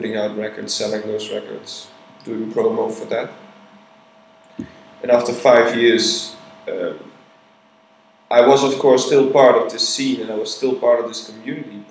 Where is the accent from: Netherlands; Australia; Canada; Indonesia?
Netherlands; moved away as an adult; now in Berlin, Germany; I ran the label together with a couple of guys from my hometown in Holland.